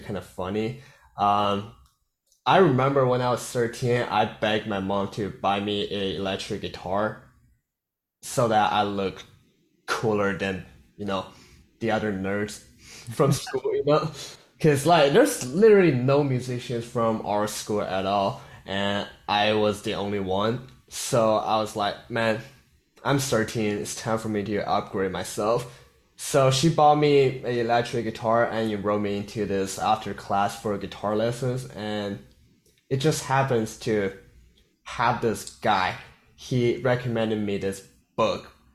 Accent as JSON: {"language": "English", "country": "South Korea", "second_language": "English", "moved": "as an adult", "lives_now": "Los Angeles, United States", "said": "I'm from South Korea"}